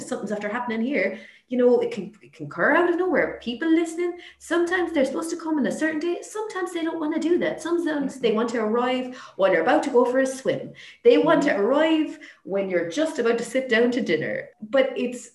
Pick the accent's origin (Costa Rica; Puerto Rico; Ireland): Ireland; Limerick, Munster; I'm from Limerick